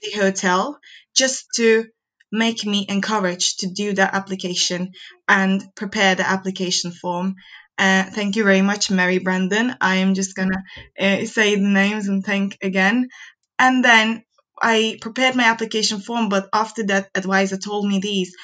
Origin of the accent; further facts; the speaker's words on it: Turkey; moved away as an adult; now in Newcastle, United Kingdom; I'm from Turkey